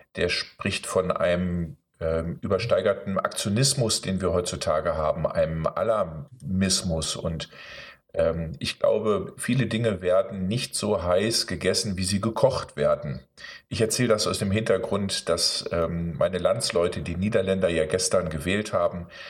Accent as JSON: {"language": "German", "town": "Osnabrück", "region": "Lower Saxony", "country": "Germany", "tie": "born or raised there", "said": "ich bin hier dann in Osnabrück groß geworden"}